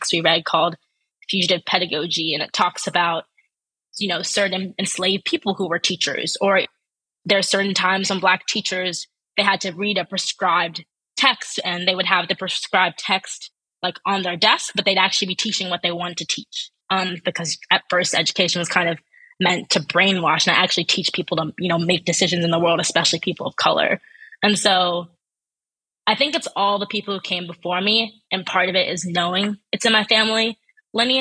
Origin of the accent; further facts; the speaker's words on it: Ann Arbor, Michigan, United States; growing up in Ann Arbor